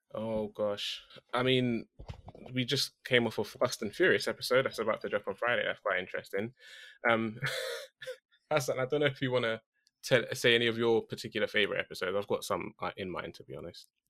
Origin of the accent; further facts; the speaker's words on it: United Kingdom; I'm that British guy